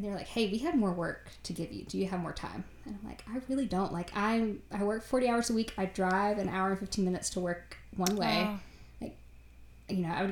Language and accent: English; Virginia, United States; now in North Carolina, United States; I grew up in Virginia